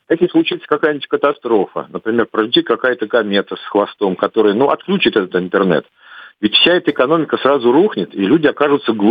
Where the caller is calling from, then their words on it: Moscow, Russia; я из Москвы вам звоню.